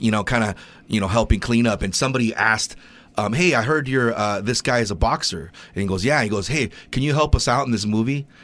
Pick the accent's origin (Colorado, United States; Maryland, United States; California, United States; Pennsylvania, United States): California, United States; moved away; When I grew up in poverty in California